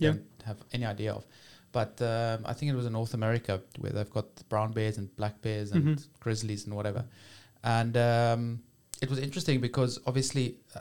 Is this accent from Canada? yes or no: no; South Africa; as a South African, as an African